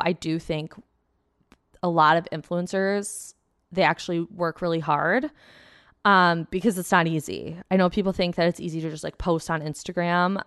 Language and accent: English; Plymouth, Michigan, United States; I grew up in Plymouth, um, which is like a nice suburb outside of Detroit, like thirty minutes.